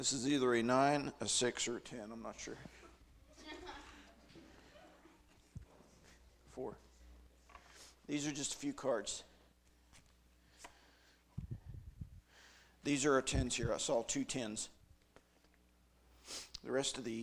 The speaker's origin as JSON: {"language": "English", "region": "Western Maryland", "country": "United States", "moved": "as an adult", "lives_now": "Carter County, Tennessee, United States", "said": "I'm from Western Maryland. It's part of my identity"}